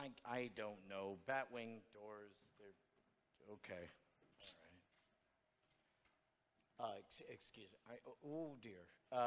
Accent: Texas, United States; We've been driving a very long time because we're from Texas.

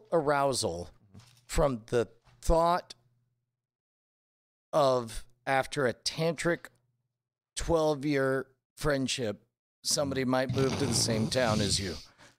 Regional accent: California, United States; it just said not from California, which I always love to wear because I was from California.

